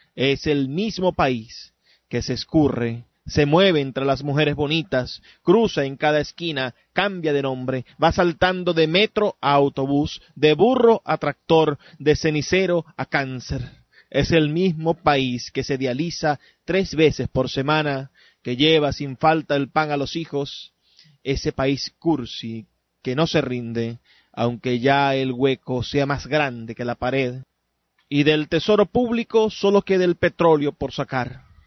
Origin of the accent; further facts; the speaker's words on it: Venezuela; nos definen como venezolanos